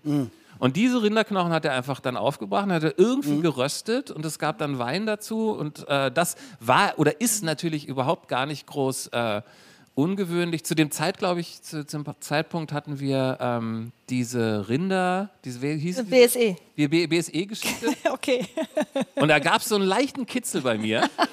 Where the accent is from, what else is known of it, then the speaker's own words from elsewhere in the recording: Berlin, Germany; also born or lived in Lower Saxony; dann hat mein Vater rübergemacht, mhm. hat hier irgendwie einen guten Job gehabt